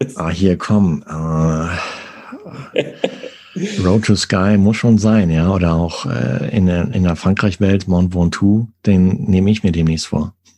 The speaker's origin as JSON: {"language": "German", "area": "Sauerland", "region": "North Rhine-Westphalia", "country": "Germany", "said": "ich komme aus Nordrhein-Westfalen"}